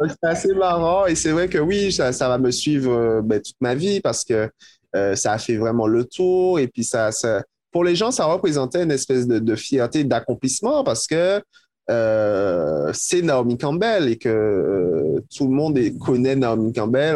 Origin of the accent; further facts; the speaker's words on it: Martinique; je viens de la Martinique, parce que je viens de la Caraïbe